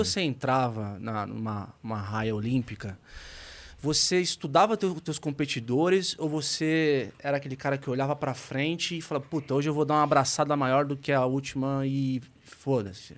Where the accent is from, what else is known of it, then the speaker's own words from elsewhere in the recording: Santos, São Paulo, Brazil; Eu sou de Santos